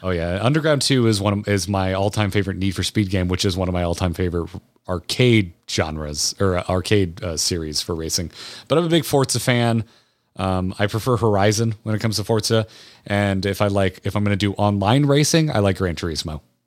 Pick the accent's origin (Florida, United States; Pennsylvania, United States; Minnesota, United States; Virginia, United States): Florida, United States; I am old enough to have been a child when Tropicana Field opened in Tampa growing up in Florida